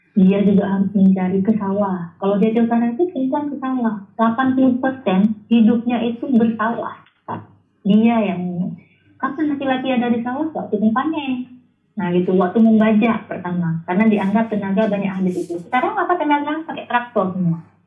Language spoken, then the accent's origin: Indonesian; North Aceh, Indonesia; also born or lived in Yogyakarta; now in Banda Aceh, Indonesia; saya anak Aceh Utara itu lahir dan dibesarkan Aceh Utara sampai SMA